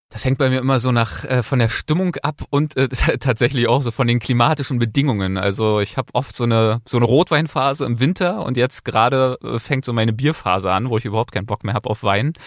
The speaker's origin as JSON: {"language": "German", "region": "Berlin", "country": "Germany", "tie": "born or raised there", "moved": "as an adult", "lives_now": "Los Angeles, United States", "said": "geboren und aufgewachsen und bis einschließlich Abitur habe ich meine Zeit in Berlin verbracht"}